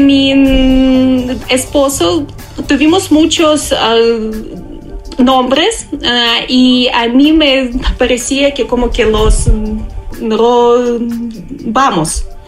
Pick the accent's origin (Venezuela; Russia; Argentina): Russia; now in Mexico; yo soy rusa